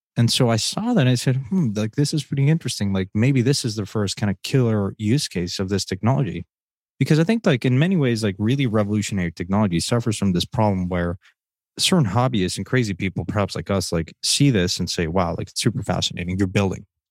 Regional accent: Mexico; moved away; growing up in Mexico

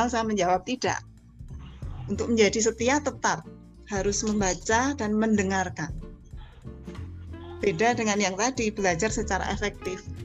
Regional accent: Java, Indonesia; kita orang Jawa bilang bekah pekuh gitu ya nggak tahu apa artinya tapi ya tetap dibaca

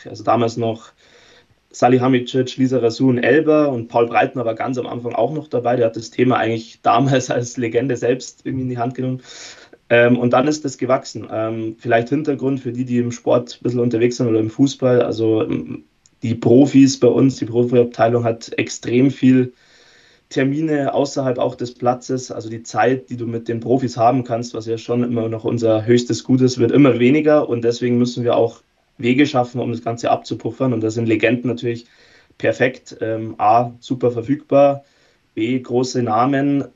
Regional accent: Erding, Bavaria, Germany; also born or lived in Bayreuth; ich komme auch aus der Gegend, also bin nicht Münchner, aber ungefähr die Erdinger Richtung

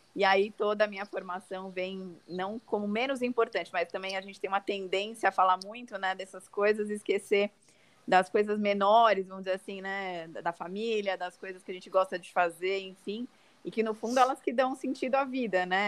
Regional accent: São Paulo, Brazil; Sou aqui de São Paulo

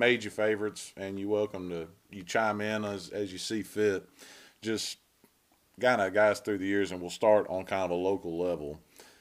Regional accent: Burlington, North Carolina, United States; I'm from Burlington. I'm not from Altamahal or Reedsville.

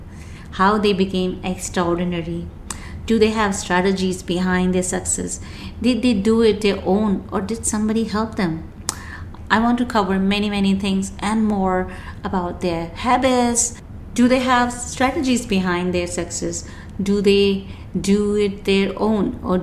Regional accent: Rajasthan, India; moved away as an adult; now in Dubai, United Arab Emirates; I born and brought up in India, a place called Rajasthan, and moved to Dubai in 1999.

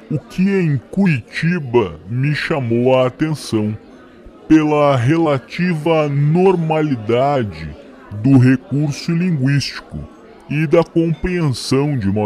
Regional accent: United States; onde eu recordei o frio da minha terra, nos Estados Unidos

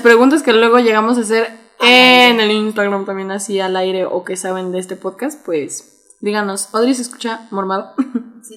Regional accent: Mexico; como buenos mexicanos tenemos un chingo de regionalismos

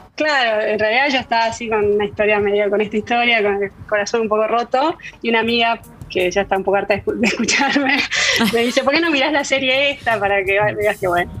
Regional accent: Argentina; moved away as an adult; also born or lived in Paris, France; soy argentina

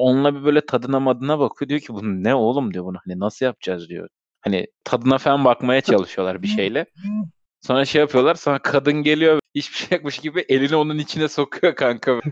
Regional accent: Istanbul, Turkey; doğduğum yer Sultanbeyli, o da Sultanbeyli'den gittik.

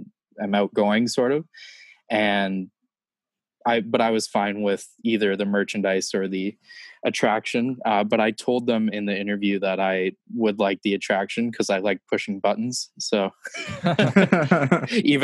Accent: Niagara Falls, Ontario, Canada; I'm from Niagara Falls. It's in Canada

